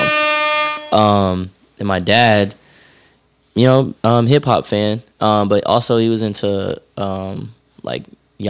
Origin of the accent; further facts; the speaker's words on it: Tucker, Georgia, United States; I grew up in Tucker